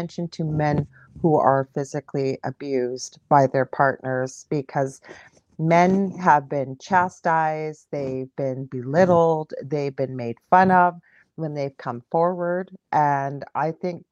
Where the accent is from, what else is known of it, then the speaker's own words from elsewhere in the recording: Canada; We're both Canadian.